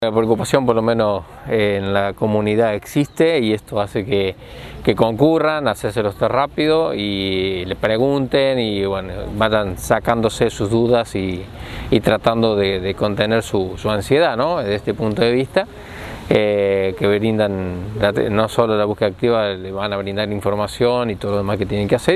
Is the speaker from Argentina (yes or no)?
yes; Argentina; somos argentinos